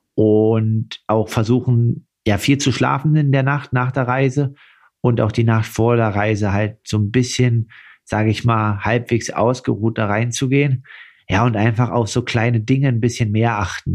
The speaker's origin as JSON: {"language": "German", "area": "Altmark", "region": "Saxony-Anhalt", "country": "Germany", "tie": "born or raised there", "said": "in meiner Heimat Altmark"}